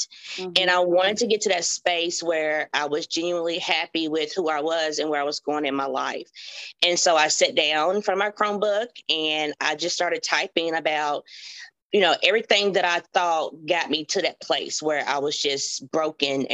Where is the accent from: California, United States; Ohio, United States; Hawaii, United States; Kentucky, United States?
Kentucky, United States; Hopkinsville; I'm from Hopkinsville, Kentucky